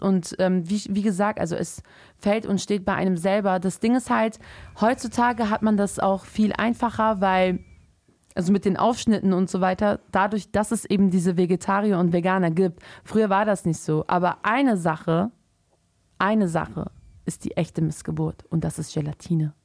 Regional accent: Germany; im Endeffekt sind wir als Muslime in Deutschland aufgewachsen

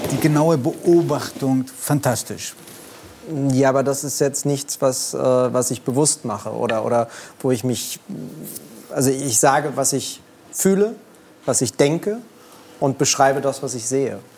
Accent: Berlin, Germany; Ich bin in Kreuzberg groß geworden, direkt dahinter ist äh, Friedrichshain, Mitte gewesen.

